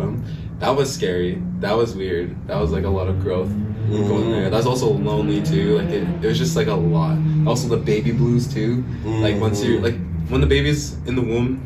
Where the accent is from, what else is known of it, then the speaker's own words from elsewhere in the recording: Saddle Lake Cree Nation, Alberta, Canada; I'm from Satellite Cree Nation.